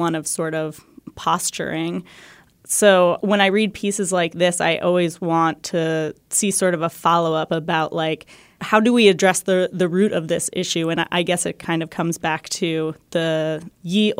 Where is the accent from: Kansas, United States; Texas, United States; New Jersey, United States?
New Jersey, United States; I'm from New Jersey, where New Jersey's kind of known for its peaches, too.